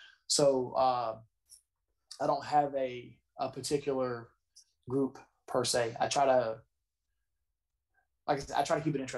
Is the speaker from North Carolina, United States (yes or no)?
yes; North Carolina, United States; born there; And I was born in North Carolina, so I like it's special anytime I get to wrestle in North Carolina